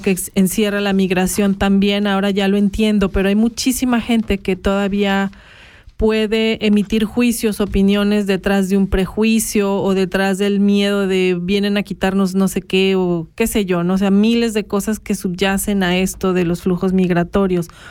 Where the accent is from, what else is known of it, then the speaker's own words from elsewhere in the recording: Guadalajara, Jalisco, Mexico; moved away; also born or lived in Puerto Vallarta; yo como mexicana también, yo soy de Guadalajara